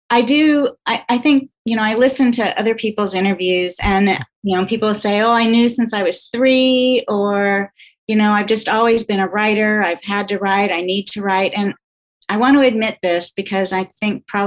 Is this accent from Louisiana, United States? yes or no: yes; Baton Rouge, Louisiana, United States; also born or lived in Canada; now in Columbia, United States; No, I came here to go to journalism school. Um, I grew up in Baton Rouge. At least that's that's what I say. I um, I was born in Canada